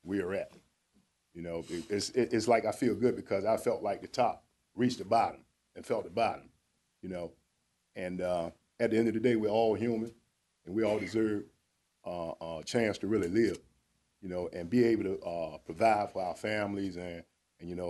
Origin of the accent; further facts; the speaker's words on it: Norfolk, Virginia, United States; I'm originally from Huntersville, but grew up out Camp Stella